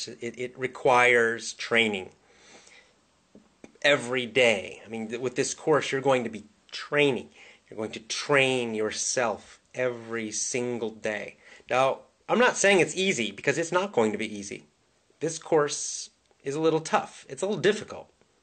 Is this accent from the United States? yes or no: yes; Southern United States, United States; accent: Southern; I grew up in the South. I grew up in the southern part of the United States. When I was young, I had a southern accent. And I lost my southern accent when I got older.